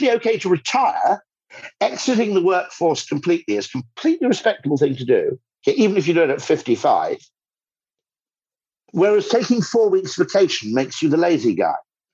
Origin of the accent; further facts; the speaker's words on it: United Kingdom; as a Brit